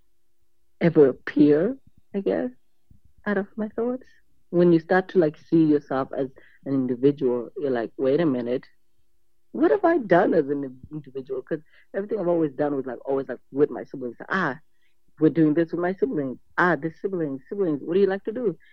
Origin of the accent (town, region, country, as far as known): Australia; born or raised there